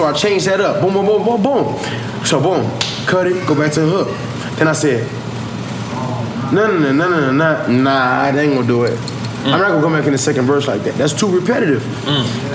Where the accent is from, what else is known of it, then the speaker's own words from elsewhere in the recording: Long Beach, California, United States; I'm from Long Beach.